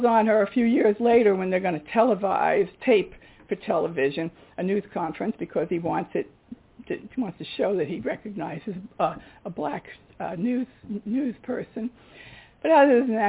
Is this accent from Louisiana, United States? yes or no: no; New York City, New York, United States; now in Washington, D.C., United States; I am from the Bronx